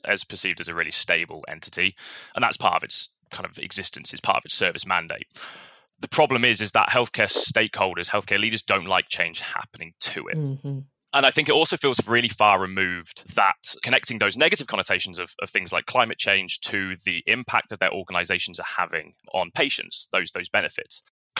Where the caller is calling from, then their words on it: Oxford, South East England, United Kingdom; I'm calling from all the way across the Atlantic in a tropical paradise called Oxford in England.